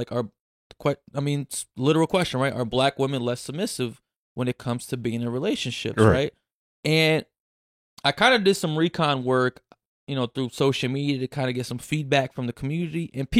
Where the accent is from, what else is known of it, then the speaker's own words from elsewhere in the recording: Brazil; Like, I'm from Brazil, there's a different breed of Black women there, right?